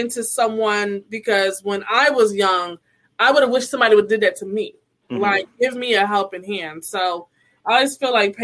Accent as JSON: {"language": "English", "town": "Hartford", "region": "Connecticut", "country": "United States", "tie": "born or raised there", "moved": "yes", "said": "my hometown, Hartford, Connecticut."}